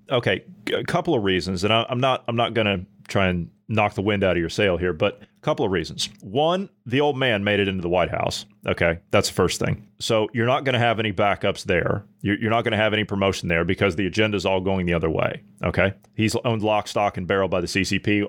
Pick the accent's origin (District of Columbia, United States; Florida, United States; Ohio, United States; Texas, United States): Ohio, United States; my home state of Ohio